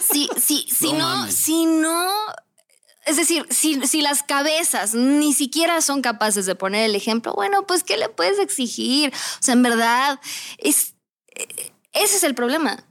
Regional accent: Mexico; soy mexicana

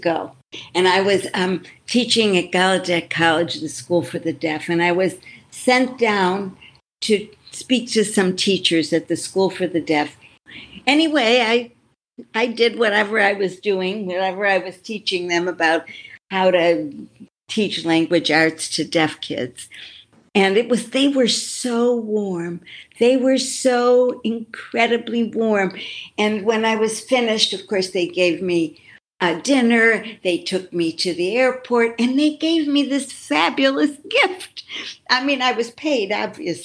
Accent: Buffalo, New York, United States; moved away; I grew up in Buffalo, New York

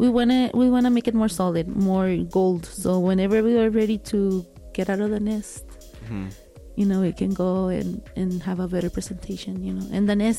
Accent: Guadalajara, Jalisco, Mexico; now in El Paso, United States; I came from Guadalajara, Jalisco, okay, from a town, a little town closer to Guadalajara.

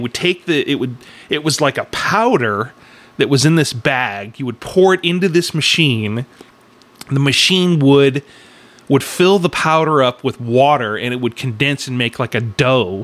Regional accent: Sacramento, California, United States; my middle school growing up in Sacramento at Arden School

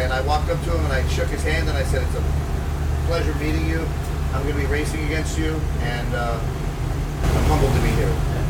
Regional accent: Palmerton, Pennsylvania, United States; moved away; I have so much support from the small town I come from. Palmerton, Pennsylvania is where I'm from.

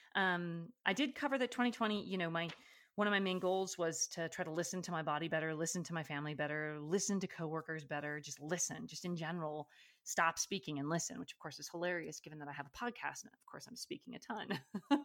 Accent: Alaska, United States; moved away; I grew up in Alaska

